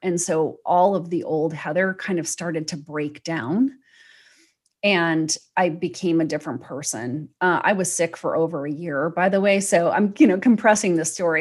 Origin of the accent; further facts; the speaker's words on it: United States; I'm an American